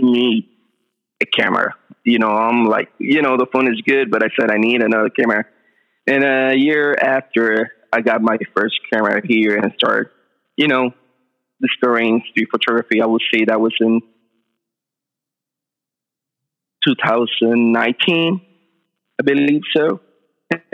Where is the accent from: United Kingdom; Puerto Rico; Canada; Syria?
Puerto Rico; English is a second language; moved away as an adult; now in San Jose, United States; I'm from Puerto Rico. I studied in the Escuela de Artes Plásticas, where I did my bachelor's degree